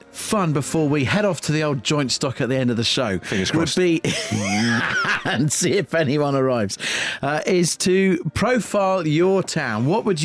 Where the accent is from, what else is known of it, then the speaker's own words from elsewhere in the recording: Eastbourne, South East England, United Kingdom; I will put forward my hometown of Eastbourne